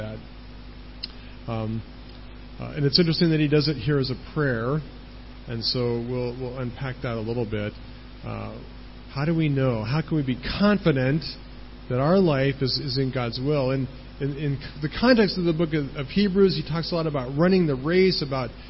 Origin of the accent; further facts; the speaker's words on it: United States; moved away as an adult; I'm from the United States and I don't live there.